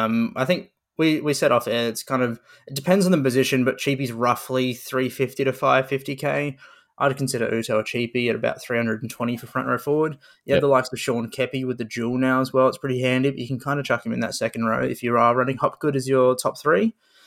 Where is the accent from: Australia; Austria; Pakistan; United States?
Australia; Queensland; I'm a Queenslander. I'm happy with that.